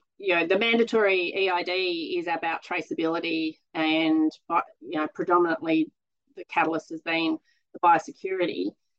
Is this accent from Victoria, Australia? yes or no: no; Monaro, New South Wales, Australia; So my background, I grew up on the Monero. We've got a grazing property down there, sheep and cattle. My father and brother are still down there farming. And so I grew up pretty well involved in the farm.